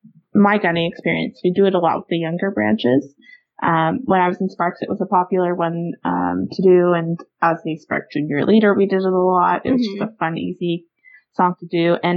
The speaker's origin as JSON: {"language": "English", "country": "Canada", "said": "we're Canadian"}